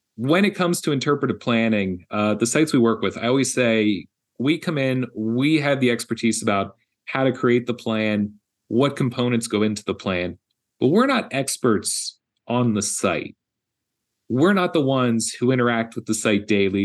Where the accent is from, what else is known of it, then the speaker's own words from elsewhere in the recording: Philadelphia, Pennsylvania, United States; moved away; my hometown of Philadelphia